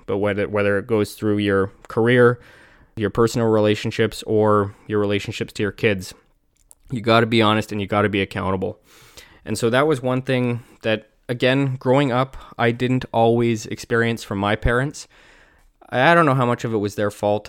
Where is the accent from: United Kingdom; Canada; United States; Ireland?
Canada; I'm Canadian